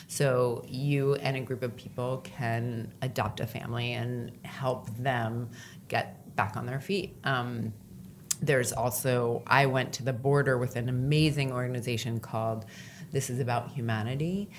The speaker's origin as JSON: {"language": "English", "country": "United States", "said": "as an American"}